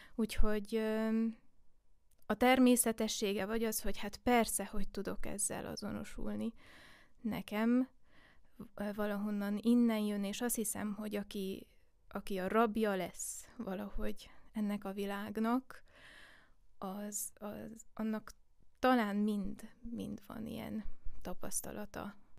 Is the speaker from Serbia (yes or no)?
no; Székely Land, Romania; Én Székelyföldön születtem, és um, nem csak a családom részéről volt egy uh, egy indítás a népzene felé, hanem, hanem a falu közösség részéről is